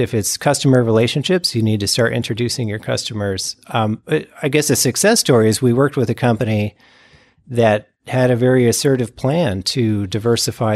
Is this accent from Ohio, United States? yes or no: yes; Ohio, United States; also born or lived in California; now in West Michigan, United States; I'm from Ohio